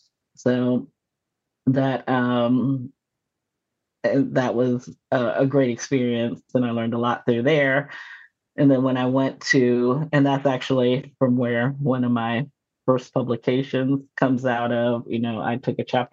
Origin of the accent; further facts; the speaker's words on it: Manizales, Caldas, Colombia; also born or lived in United States; So I was born in the States, but I spent a lot of my childhood in Colombia, in Manizales. Did some of my primary education there.